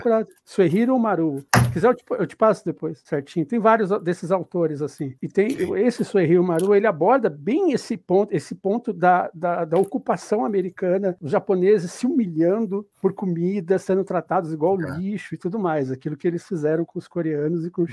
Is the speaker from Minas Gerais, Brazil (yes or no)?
no; Ponta Grossa, Paraná, Brazil; now in São Paulo, Brazil; eu sou de Ponta Grossa